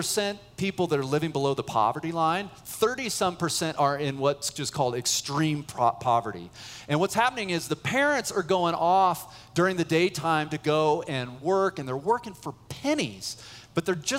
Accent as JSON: {"language": "English", "town": "Boulder", "region": "Colorado", "country": "United States", "tie": "born or raised there", "also_born_or_lived": "San Francisco Bay Area, California", "moved": "as an adult", "said": "I grew up in Boulder, but I was serving at a church in the Bay Area, San Francisco Bay Area"}